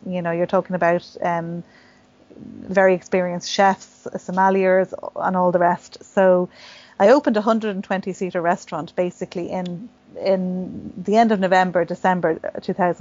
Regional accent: Rome, Lazio, Italy; now in Ireland; My father's Italian and I grew up in Rome, and my mum's Irish.

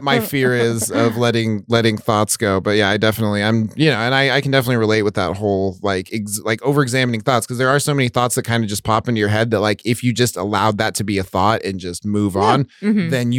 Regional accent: United States; I was raised in America in a capitalist system

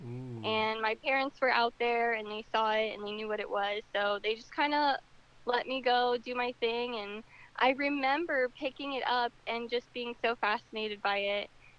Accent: South Florida, United States; Well, I was born and raised in South Florida

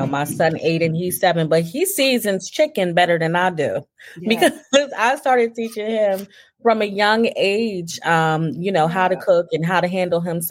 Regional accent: New Jersey, United States; now in Texas, United States; I'm from New Jersey.

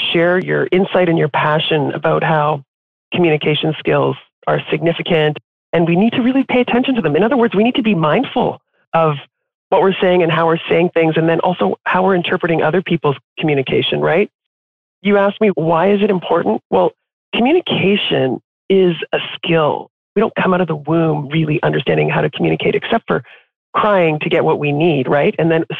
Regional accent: Canada; except to say that I am Canadian. I'm in Toronto right now, but when I was growing up, we moved around a lot within Canada.

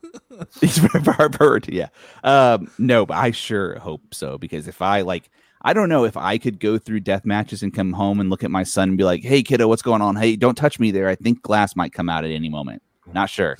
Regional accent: Texas, United States; our home state

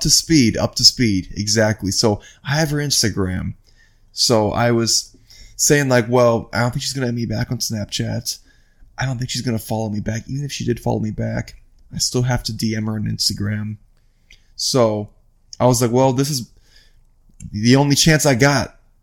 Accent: Iowa, United States; also born or lived in Midwest; now in West Palm Beach, United States; I'm from Iowa

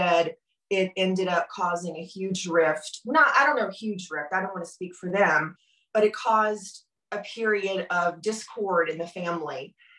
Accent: Germantown, Tennessee, United States; I was born and raised in Memphis, suburb outside of Memphis would be Germantown.

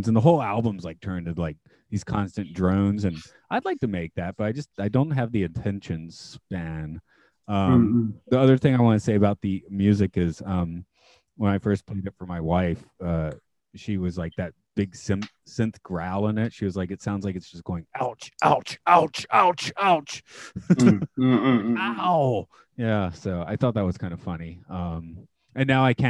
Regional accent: United States; I'm American

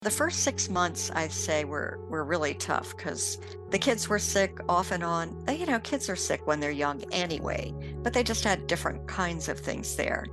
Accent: Bethesda, Maryland, United States; moved away as an adult; also born or lived in Ivory Coast; I grew up in Bethesda, Maryland

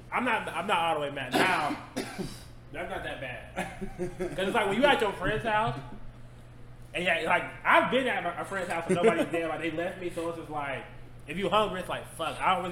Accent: Asheville, North Carolina, United States; I'm from Asheville.

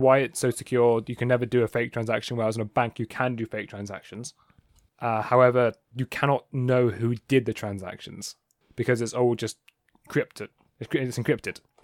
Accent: England, United Kingdom; I'm English.

